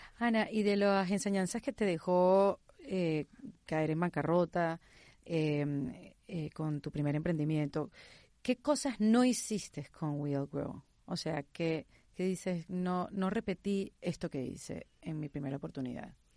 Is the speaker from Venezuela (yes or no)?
yes; Venezuela; first language Spanish; now in Miami, United States; Yo que soy venezolana, que vivo en Miami y que toda mi vida me he comunicado en español